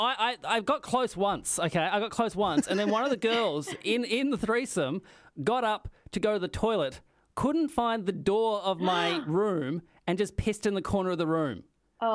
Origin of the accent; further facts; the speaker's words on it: Australia; as an Australian, I say ass, which makes it sound harsher than it actually is